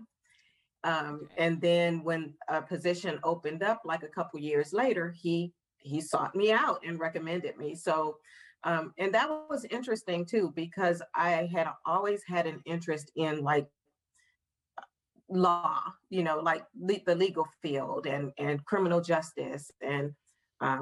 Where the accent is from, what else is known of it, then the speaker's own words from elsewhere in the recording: St. Louis, Missouri, United States; moved away as an adult; also born or lived in West Virginia; now in Canton, Ohio, United States; I'm originally from St. Louis. Grew up in the heart of St. Louis, graduated from high school there